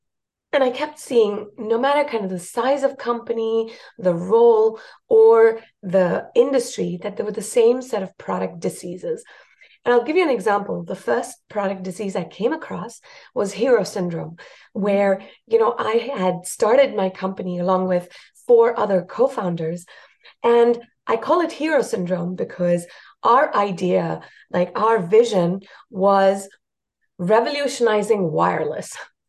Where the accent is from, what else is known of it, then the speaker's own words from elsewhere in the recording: India; first language Marathi; English is a second language; also born or lived in South Africa; I speak Hindi, Marathi, Tamil, because I lived in India. And my mother tongue is Marathi.